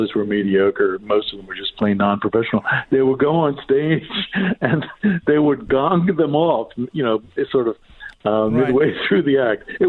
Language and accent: English; Philadelphia, Pennsylvania, United States; my hometown of Philadelphia